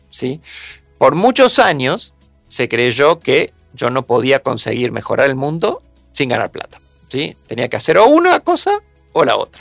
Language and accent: Spanish; Argentina